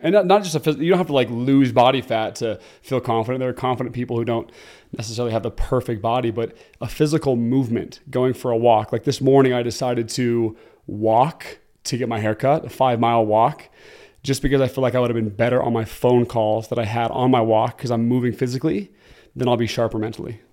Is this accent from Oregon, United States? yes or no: yes; Oregon, United States; moved away as an adult; now in Utah, United States; I'm originally from Oregon and, uh, came to Utah to play football at B Y U.